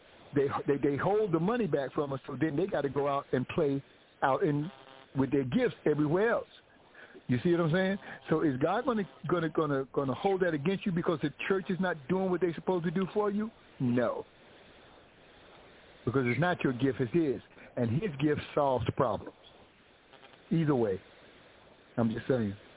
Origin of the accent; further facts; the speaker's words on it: New York, United States; my hometown, New York, my boys in Brooklyn, everybody in Brooklyn